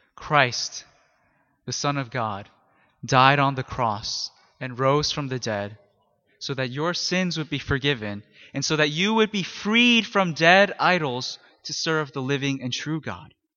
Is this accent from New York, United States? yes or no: no; Philadelphia, Pennsylvania, United States; I come from Philly